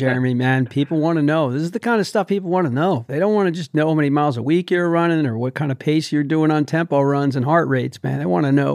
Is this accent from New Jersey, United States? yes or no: yes; New Jersey, United States; I grew up in New Jersey.